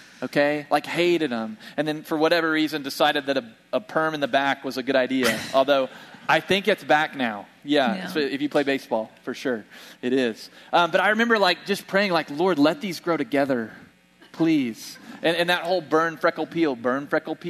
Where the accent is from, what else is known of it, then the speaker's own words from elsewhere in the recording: Bartlesville, Oklahoma, United States; moved away; We went home to my hometown in Bartlesville